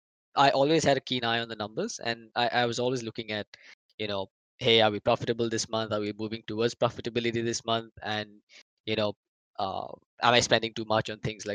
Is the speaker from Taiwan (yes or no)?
no; India; freelancing as an Indian Dota commentator